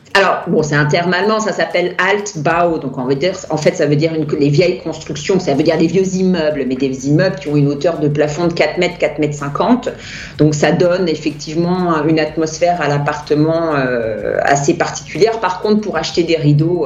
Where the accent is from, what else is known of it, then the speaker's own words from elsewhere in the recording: France; first language French; je suis française